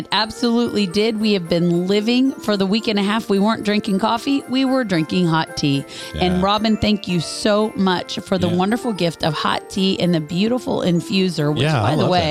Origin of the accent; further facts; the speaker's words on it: Kansas, United States; moved away; We're from Kansas